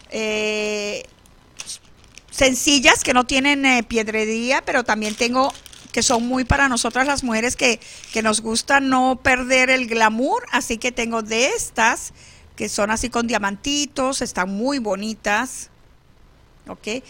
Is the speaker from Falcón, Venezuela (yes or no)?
yes; San Luis, Falcón, Venezuela; now in Phoenix, United States; mi pueblo de San Luis, Estado Falcón, Venezuela